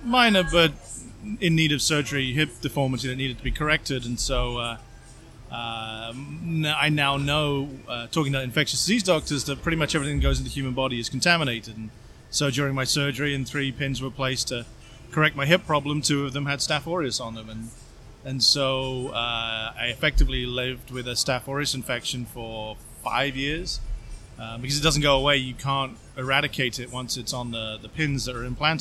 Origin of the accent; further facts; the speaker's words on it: England, United Kingdom; moved away as an adult; also born or lived in Norwich / Sheffield; now in Tampa, United States; I'm from England.